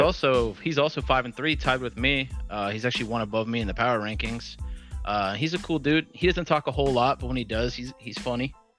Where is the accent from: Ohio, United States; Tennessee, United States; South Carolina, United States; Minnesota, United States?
Ohio, United States; Columbus; I'm from Columbus.